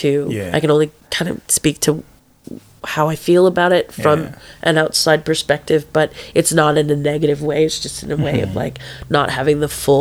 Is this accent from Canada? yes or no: yes; Canada; moved away as an adult; now in Newcastle, Australia; we are Canadian. We were born and raised there